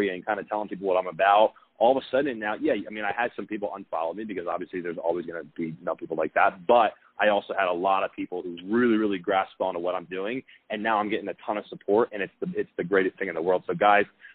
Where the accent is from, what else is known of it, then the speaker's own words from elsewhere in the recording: Philadelphia, Pennsylvania, United States; moved away as an adult; now in Scottsdale, United States; I'm from Philadelphia.